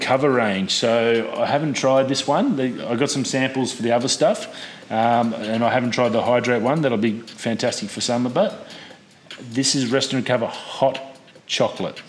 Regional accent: Australia; as an Australian

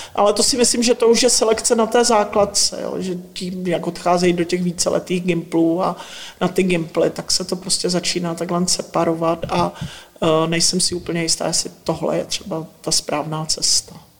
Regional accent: Northern Moravia, Czechia; pocházím ze Severní Moravy

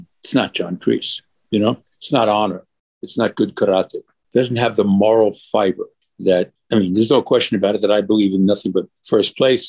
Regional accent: New York City, New York, United States; When I was a little boy, I was 5 years old, growing up in Brooklyn

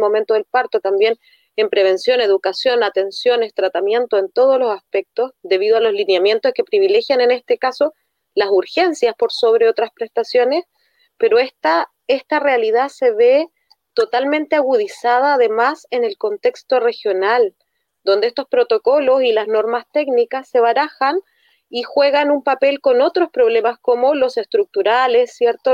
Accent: Arica, Arica y Parinacota, Chile; nosotros somos de Arica

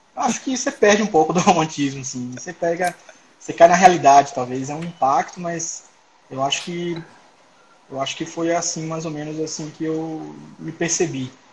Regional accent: Salvador, Bahia, Brazil; moved away as an adult; now in Brasília, Brazil; Eu sou baiano de Salvador, nasci em Salvador. E, atualmente moro em Brasília

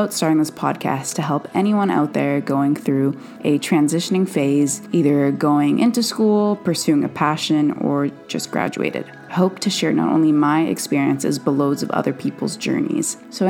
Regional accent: Vancouver, British Columbia, Canada; I'm originally from Vancouver, Canada

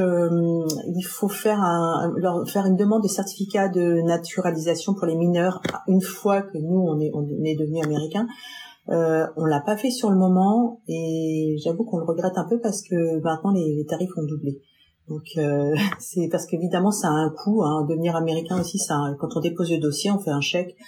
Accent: France; moved away as an adult; now in United States; je viens de France

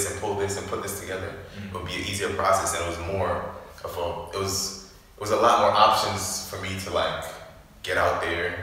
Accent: Jamaica; moved away; also born or lived in Canarsie, Brooklyn; I was raised in Jamaica

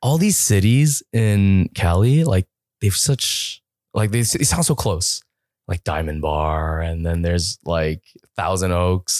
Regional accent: Toronto, Ontario, Canada; I'm from Toronto

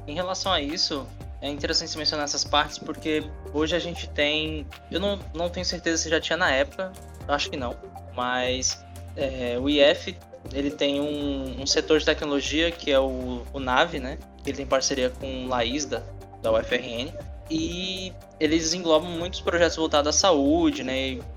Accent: São Paulo, Brazil; moved away as an adult; now in Natal, Brazil; Eu sou de São Paulo, então eu tô aqui há uns 5 anos em Natal

